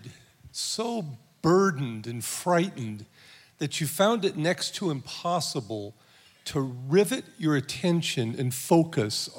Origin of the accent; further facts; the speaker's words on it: Southern California, United States; moved away; I'm from Southern California